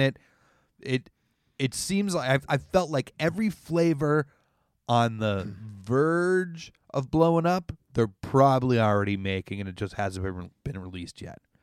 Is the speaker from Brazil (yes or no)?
no; Canada; as a Canadian